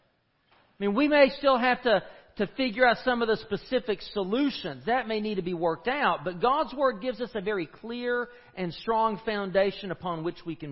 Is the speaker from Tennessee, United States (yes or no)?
yes; East Tennessee, United States; moved away as an adult; also born or lived in Nashville, Tennessee / Fort Worth, Texas; I grew up in East Tennessee and in the mountains.